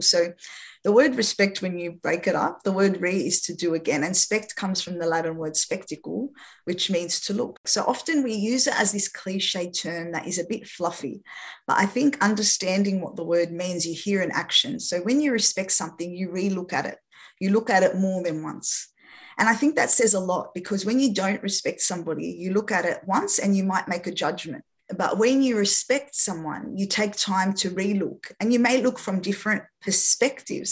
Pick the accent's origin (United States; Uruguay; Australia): Australia; first language French; English is a second language; also born or lived in France; having had my parents, who are both Lebanese, migrate from Lebanon to France and then come to Australia when I was six years old